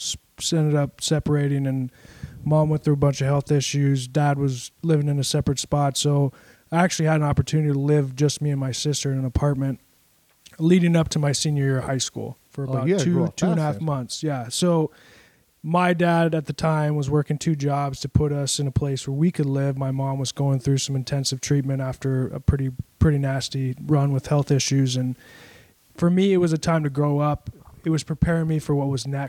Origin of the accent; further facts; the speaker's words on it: Everett, Washington, United States; Everett would be the city.